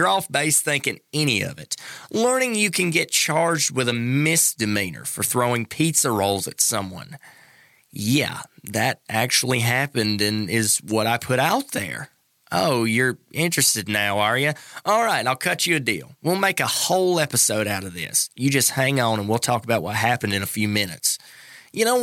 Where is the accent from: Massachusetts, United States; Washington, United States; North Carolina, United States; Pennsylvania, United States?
North Carolina, United States; growing up in North Carolina